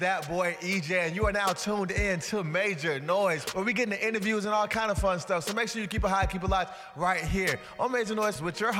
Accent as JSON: {"language": "English", "region": "North Carolina", "country": "United States", "said": "Yeah. I'm from the 336 myself, man. And it's definitely a good experience just being from that kind of area."}